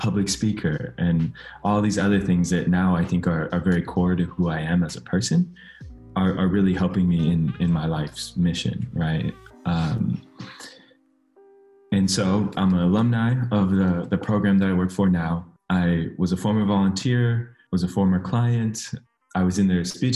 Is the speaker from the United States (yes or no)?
yes; San Mateo, California, United States; moved away as an adult; now in Sacramento, United States; I grew up in the Bay Area